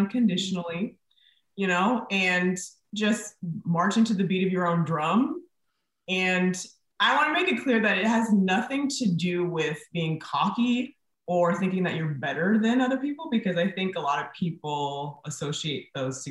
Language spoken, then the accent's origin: English; Napa, California, United States; also born or lived in Bay Area; I went to high school in Napa